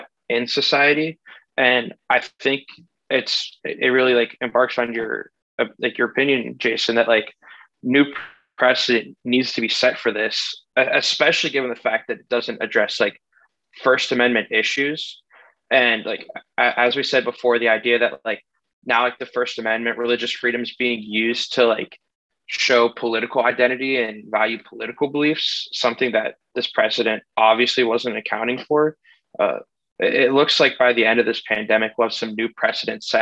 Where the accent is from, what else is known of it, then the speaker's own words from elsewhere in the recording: Ohio, United States; my home state, Ohio